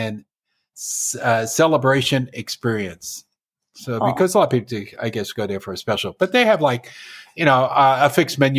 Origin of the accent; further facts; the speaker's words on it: New York, United States; Me being a New Yorker.